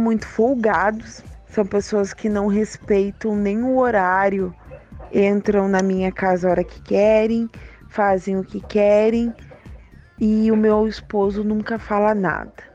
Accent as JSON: {"language": "Portuguese", "town": "Santa Maria", "region": "Rio Grande do Sul", "country": "Brazil", "said": "sou de Santa Maria, Rio Grande do Sul"}